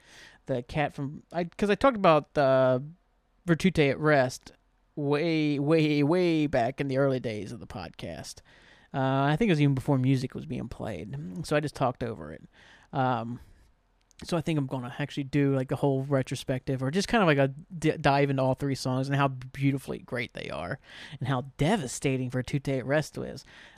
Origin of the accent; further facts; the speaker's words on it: New Boston, Ohio, United States; I'm from New Boston, man. Scioto-Dale represent, you know, those Scioto-Dale kids, man. Tough guys. That's what they all are. Grew up fighting on the streets of Scioto-Dale.